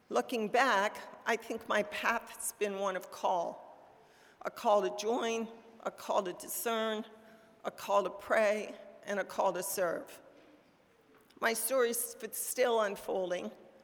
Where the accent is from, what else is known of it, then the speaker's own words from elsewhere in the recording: Frostburg, Maryland, United States; I was born in Frostburg, a small town in western Maryland